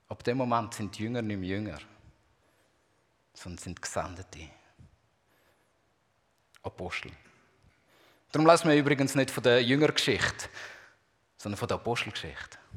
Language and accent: German; Zurich, Switzerland; now in Basel, Switzerland; ich bin ja in der Zwischenzeit schon mehr Basler als, ähm, als Zürcher.